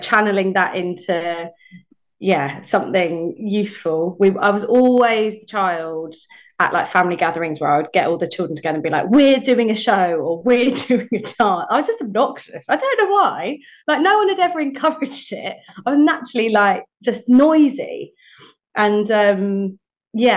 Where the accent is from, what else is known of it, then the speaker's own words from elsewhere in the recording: Buckinghamshire, South East England, United Kingdom; also born or lived in Watford, Hertfordshire; we moved just a few miles up the road, crossed the border into Buckinghamshire